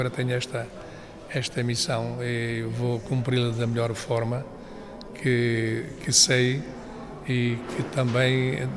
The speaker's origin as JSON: {"language": "Portuguese", "town": "Bicos", "region": "Alentejo", "country": "Portugal", "tie": "born or raised there", "moved": "yes", "said": "portanto sou, sou mesmo aqui da aldeia de Bicos, nasci aqui há muitos anos atrás."}